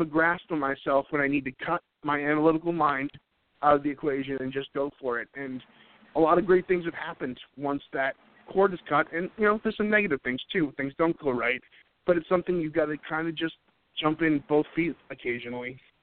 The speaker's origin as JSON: {"language": "English", "region": "New England", "country": "United States", "moved": "yes", "lives_now": "North Carolina, United States", "said": "I'm originally from New England"}